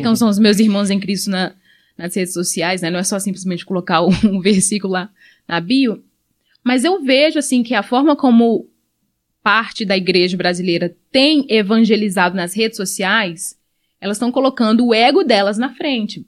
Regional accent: Angola; now in Brazil; eu sou angolana

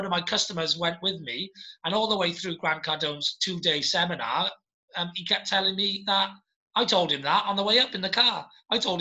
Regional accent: United Kingdom; as a British person and as an entrepreneur in Britain and as a flag bearer for Wales and the UK. I'm very British

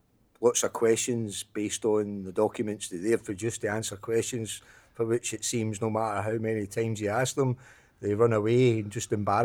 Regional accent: Glasgow, Scotland, United Kingdom; moved away as an adult; also born or lived in Larkhall; Well, I grew up in Glasgow, grew up in an area called Royston, which is just near the Town Head, which is just near the city centre. Lived there till I was 16.

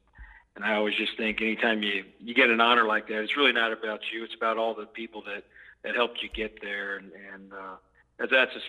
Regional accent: St. Joseph, Missouri, United States; born or raised there; moved away as an adult; also born or lived in Atchison, Kansas

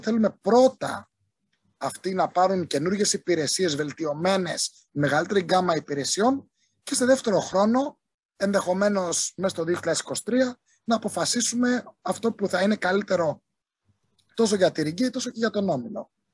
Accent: southern Crete, Greece; Είμαι από την Νότια Κρήτη

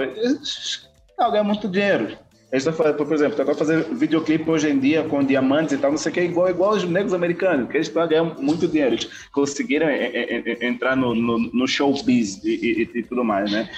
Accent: Bié, Angola; moved away as an adult; now in Brazil; sou de Angola, é, propriamente dito do, do BIE. É, moro no Brasil desde 2008

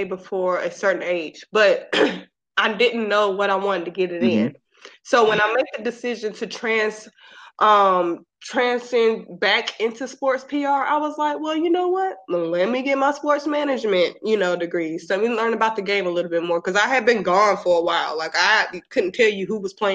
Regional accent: Mississippi Gulf Coast, United States; now in Georgia, United States; I am in Georgia, but I grew up in Mississippi on the Gulf Coast. We're like 45 minutes away from New Orleans

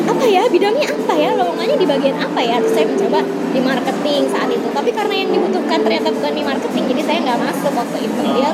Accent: Jakarta, Indonesia; aku lahir besar di Jakarta kuliah di Jogja kayak dia juga kuliah di Jogja ya tapi nggak bisa bisa bahasa Jawa

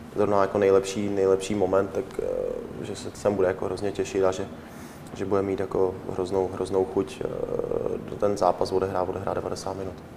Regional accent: Czechia; moved away as an adult; jsme Češi

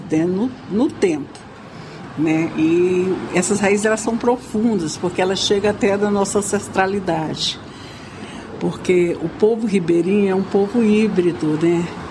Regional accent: Brazil; somos brasileiros

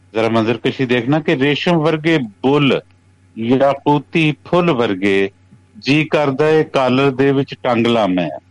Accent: Sukho Chak, Punjab, Pakistan; first language Punjabi; ਸੁਖੋ ਚੱਕ ਜਿਹੜਾ ਮੇਰਾ ਪਿੰਡ ਹੈ

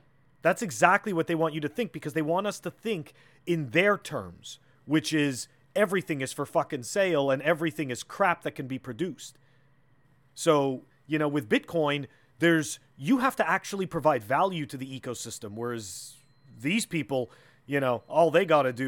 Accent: Canada; I'm from Canada

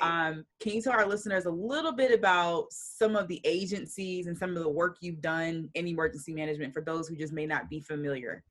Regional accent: Atlanta, Georgia, United States; Growing up in Atlanta

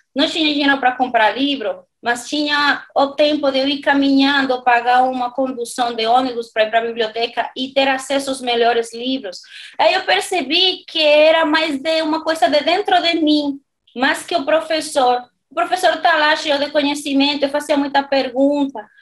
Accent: Dominican Republic; Portuguese is a second language; moved away as an adult; also born or lived in Spain / Madrid, Spain / Valencia, Spain; now in São Paulo, Brazil; sou da República Dominicana

